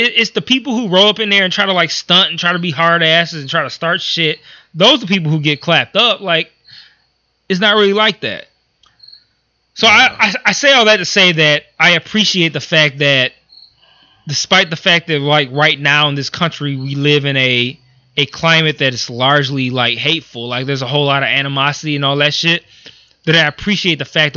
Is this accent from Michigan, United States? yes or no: yes; Detroit, Michigan, United States; I grew up in Detroit.